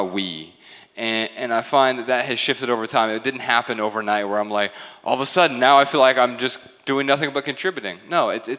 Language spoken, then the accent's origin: English; Dayton, Ohio, United States; I'm from Dayton, Ohio, and we have Tim Hortons there